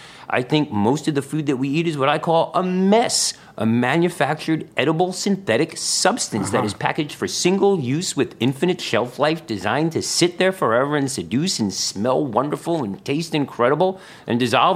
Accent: Bronx, New York, United States; Well, I'm from the Bronx, so I am a Bronx native

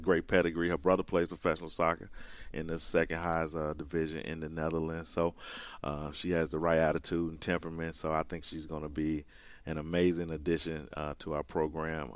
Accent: rural Mississippi, United States; also born or lived in Los Angeles; I grew up here in rural Mississippi

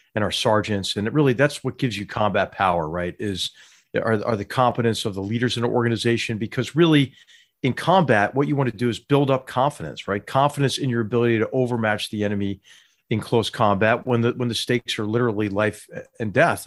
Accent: Philadelphia, Pennsylvania, United States; I grew up in Philadelphia, Pennsylvania

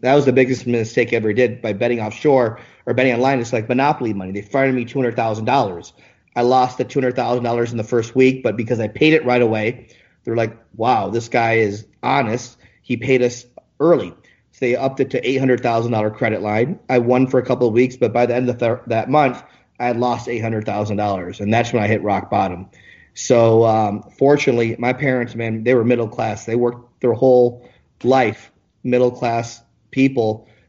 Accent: Michigan, United States; born there; also born or lived in Ann Arbor / Hawaii; now in Las Vegas, United States; I was born actually in Michigan, spent some time in Ann Arbor, Michigan, and I lived in Hawaii. And then from Hawaii, because my mom's from Hawaii, I moved to Vegas in 2001.

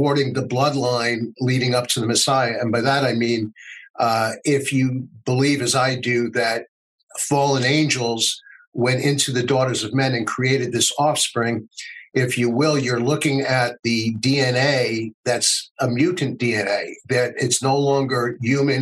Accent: United States; as an American

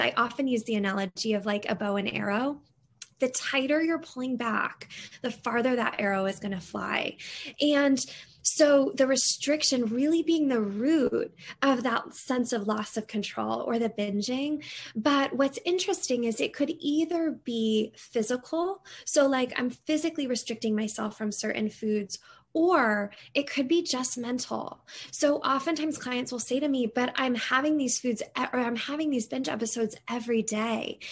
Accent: Connecticut, United States; moved away as an adult; also born or lived in Seattle; I grew up in Connecticut

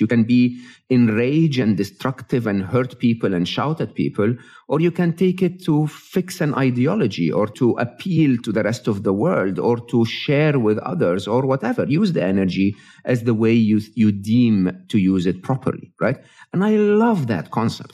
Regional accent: Egypt; moved away; I'm an Egyptian, born and raised in Egypt

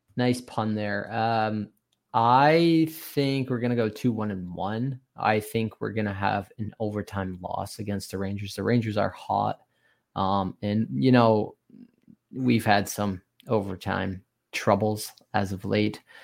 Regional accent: Canada; growing up in Canada here

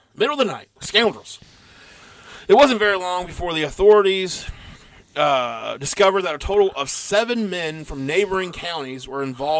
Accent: Missouri, United States; also born or lived in Arkansas; I don't know why I talk like this. I'm from Missouri and Arkansas.

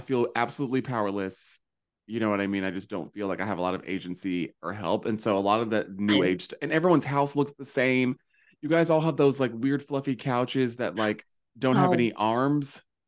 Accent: the South, United States; moved away; I was raised in the South

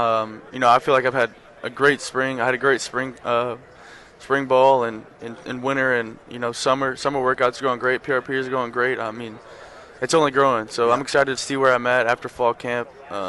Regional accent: Texas, United States; obviously, growing up in Texas, you wanted to end up playing the last game of the season here.

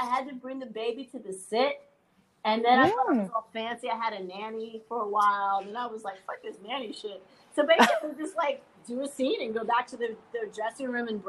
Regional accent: New York City, New York, United States; moved away as an adult; now in Los Angeles, United States; When I grew up in New York, I was 8 years old. I rode the bus from Riverdale to Manhattan every day

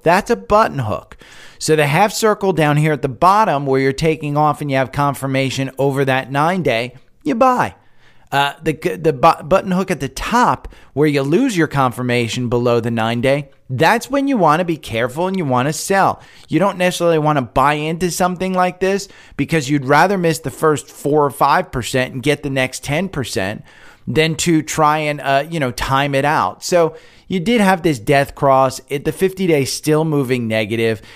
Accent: United States; now in Atlanta, United States; I'm from Jersey, from New York

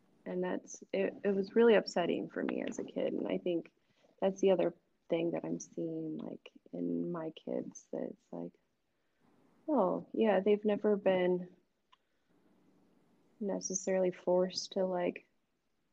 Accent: Cedar Falls, Iowa, United States; now in Des Moines, United States; I grew up in Cedar Falls

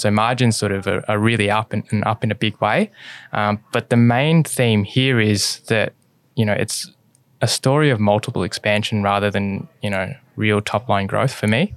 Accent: Australia; my Mum is born in Hong Kong and my dad is born in China and I was born in Australia.

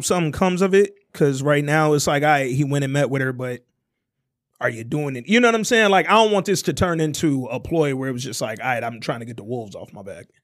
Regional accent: Oak Park, Michigan, United States; also born or lived in Alabama; walking to Scotia Stop right here in Oak Park.

